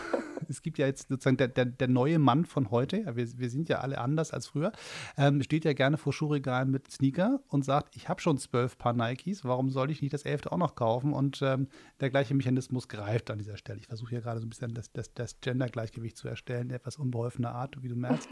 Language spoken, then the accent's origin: German; Hamburg, Germany; In meiner Heimatstadt